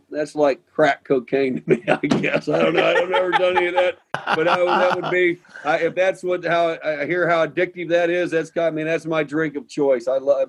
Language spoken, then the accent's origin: English; Midwest, United States; Me growing up in the Midwest, Ohio State's one of the all-time great top two or three programs in the history of college football.